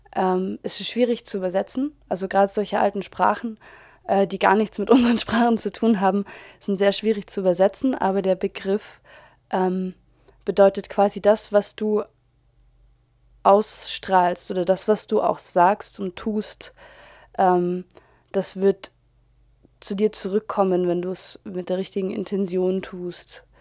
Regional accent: Germany; als Deutsche

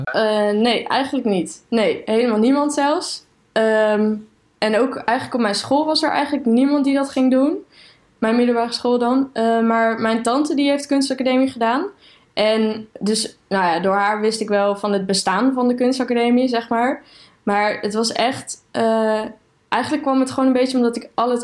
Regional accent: Aalten, Gelderland, Netherlands; moved away as an adult; also born or lived in Utrecht; ik ben opgegroeid in Aalten

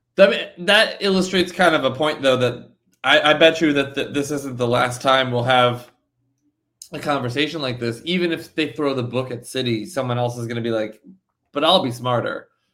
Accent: New Jersey, United States; I'm from New Jersey

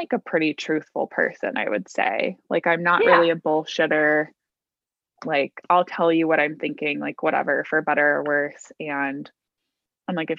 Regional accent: Naperville, Illinois, United States; I grew up in near Naperville

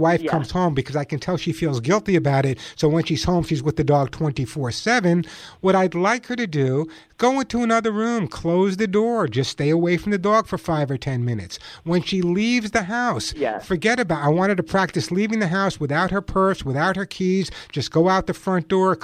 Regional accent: Long Island, New York, United States; now in Santa Monica, United States; I grew up on Long Island, so I know what cold weather is all about

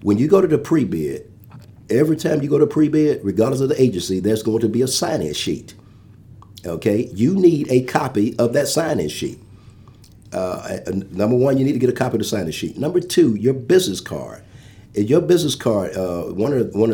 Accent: Atlanta, Georgia, United States; I'm from Atlanta

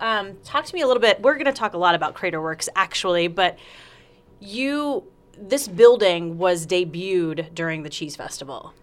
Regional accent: South Carolina, United States; moved away; also born or lived in Las Vegas, Nevada / Medford, Oregon; I'm from South Carolina, so moving out to the West Coast, I lived in Vegas for a while

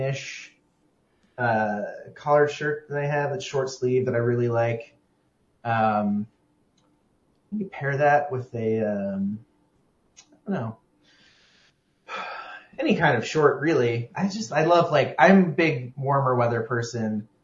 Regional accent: Chicago, Illinois, United States; I'm from northern Illinois. I'm from Chicago

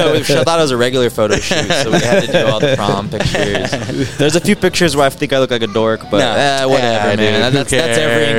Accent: Harlingen, Texas, United States; also born or lived in San Antonio; Yes, I'm from Harlingen originally.

